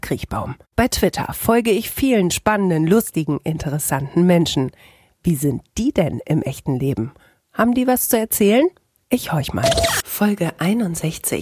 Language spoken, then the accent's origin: German; Bielefeld, North Rhine-Westphalia, Germany